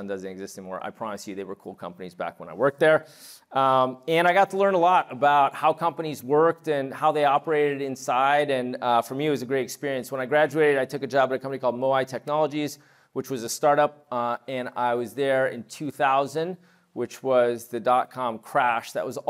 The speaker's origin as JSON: {"language": "English", "town": "New York City", "region": "New York", "country": "United States", "tie": "born or raised there", "also_born_or_lived": "Montreal / Toronto / London / Paris", "lives_now": "California, United States", "said": "I was born in New York City. I lived in Montreal, Toronto, and London as a kid. I moved back to New York. I went to high school in Paris. My dad's French."}